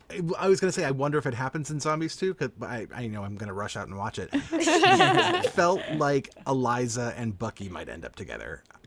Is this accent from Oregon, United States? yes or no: no; New Hampshire, United States; in New Hampshire, where I grew up